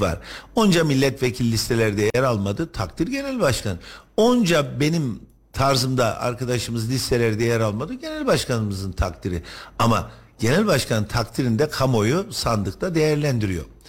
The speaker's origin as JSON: {"language": "Turkish", "region": "Kayseri Province", "country": "Turkey", "tie": "born or raised there", "said": "Ben Kayseri'de doğdum, büyüdüm, okudum, ekmeğini yedim"}